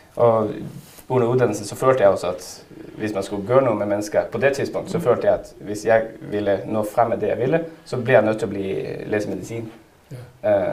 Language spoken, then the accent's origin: Danish; Narvik, Nordland, Norway; now in Denmark